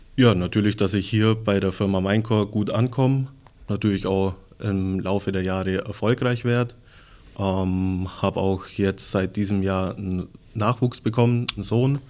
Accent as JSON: {"language": "German", "town": "Legau", "region": "Bavaria", "country": "Germany", "said": "bei uns in Legau"}